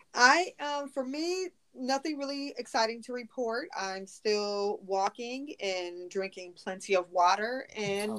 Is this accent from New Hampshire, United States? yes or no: no; Chicago, Illinois, United States; we're all from Chicago